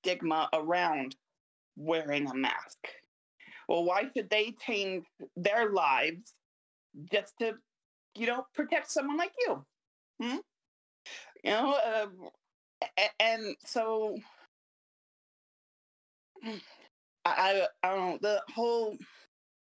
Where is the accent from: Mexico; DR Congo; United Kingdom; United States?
United States; I'm American, very much American